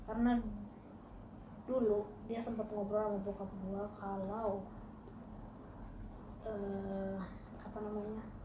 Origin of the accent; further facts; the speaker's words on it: Aceh, Indonesia; gue manggil abang gue Stabang karena kita orang Aceh aslinya uh